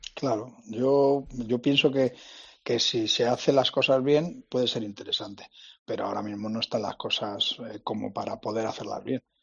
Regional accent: Alicante, Valencian Community, Spain; soy de Alicante

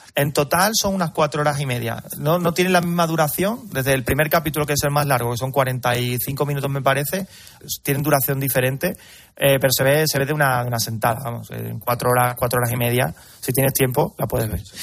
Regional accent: Carmona, Andalusia, Spain; Yo soy de Carmona

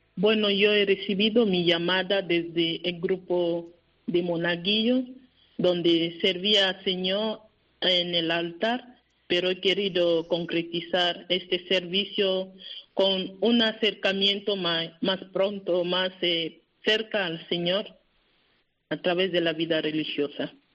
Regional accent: Cameroon; moved away; mi país

